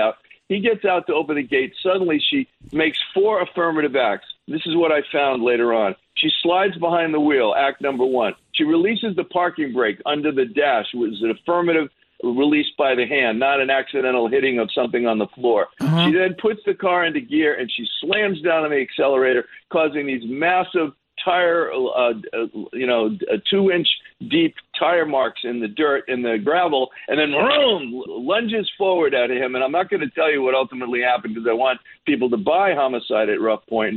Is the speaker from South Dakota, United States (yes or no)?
no; Newport, Rhode Island, United States; accent: Newport; I'm falling back into my Newport accent